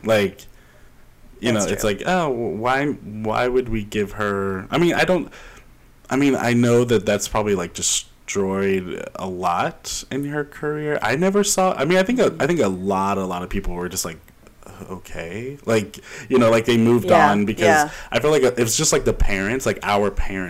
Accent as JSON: {"language": "English", "region": "Quebec", "country": "Canada", "tie": "born or raised there", "said": "See, I grew up in Quebec, and I didn't know that one."}